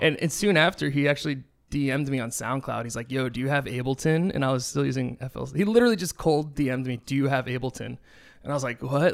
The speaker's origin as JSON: {"language": "English", "town": "Nashua", "region": "New Hampshire", "country": "United States", "moved": "yes", "lives_now": "Los Angeles, United States", "said": "there was a club in my town in Nashua, in, in New Hampshire called Nashua"}